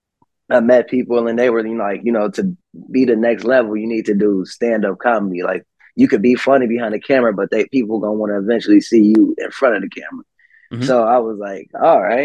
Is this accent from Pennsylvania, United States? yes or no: no; Cincinnati, Ohio, United States; I'm from Cincinnati